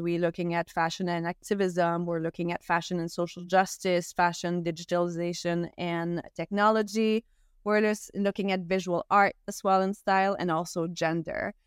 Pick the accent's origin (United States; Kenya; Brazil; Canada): Canada; Gaspésie, Quebec; first language French; English is a second language; I'm Canadian, and I grew up in a small town that only speaks French as well all my life